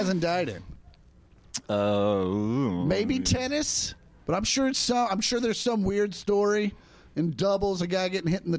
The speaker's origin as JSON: {"language": "English", "region": "Kansas", "country": "United States", "tie": "born or raised there", "said": "I grew up in Kansas. Like, we didn't have an ice rink near me till I was 17."}